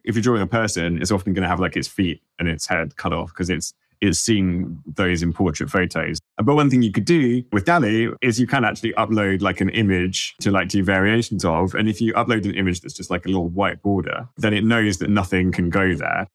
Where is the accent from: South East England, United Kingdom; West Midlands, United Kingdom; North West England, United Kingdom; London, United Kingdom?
London, United Kingdom; I'm from London